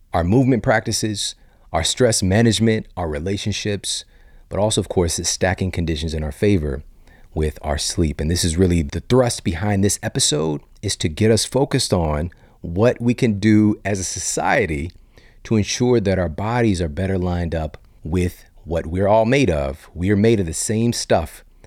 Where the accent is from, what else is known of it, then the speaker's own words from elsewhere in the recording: St. Louis, Missouri, United States; also born or lived in Ferguson, Missouri; growing up in South City, Saint Louis, East Saint Louis, Ferguson, Missouri